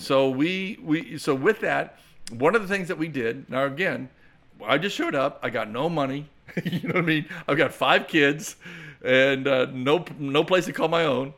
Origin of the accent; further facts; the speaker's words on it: Clearwater, Florida, United States; moved away as an adult; also born or lived in Nigeria / Texas; I was born and raised here in the Tampa Bay area, born right there in Clearwater, Florida